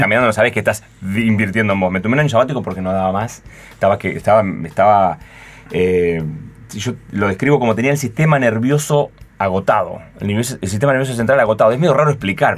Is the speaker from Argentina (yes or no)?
yes; Concordia, Entre Ríos, Argentina; moved away as an adult; also born or lived in Buenos Aires; Yo soy de Entre Ríos, de Concordia, y estudié primaria y secundaria en Concordia